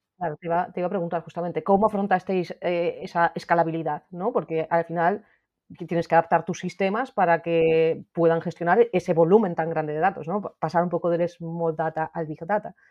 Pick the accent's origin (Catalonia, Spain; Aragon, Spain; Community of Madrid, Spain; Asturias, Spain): Asturias, Spain; yo soy de Asturias